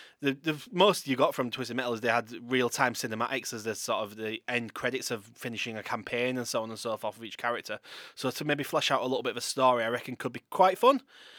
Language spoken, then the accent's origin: English; Yorkshire and the Humber, United Kingdom; As a Yorkshire lad myself